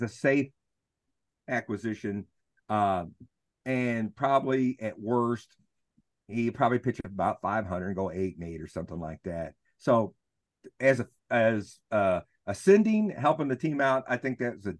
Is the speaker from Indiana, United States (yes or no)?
no; Arkansas, United States; I'm from Arkansas